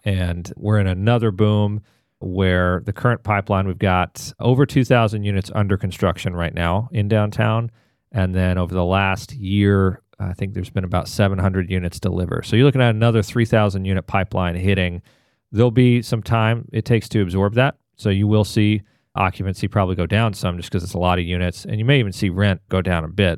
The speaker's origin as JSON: {"language": "English", "town": "Atlanta", "region": "Georgia", "country": "United States", "tie": "born or raised there", "also_born_or_lived": "Washington, D.C.", "moved": "as an adult", "lives_now": "Raleigh, United States", "said": "I grew up in Atlanta."}